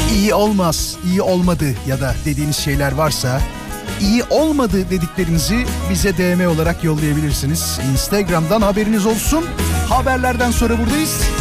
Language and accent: Turkish; Izmit, Kocaeli, Turkey; Çünkü ben İzmitliyim